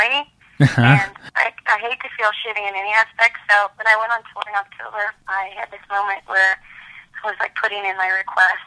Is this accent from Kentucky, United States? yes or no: yes; Kentucky, United States; I'm from Kentucky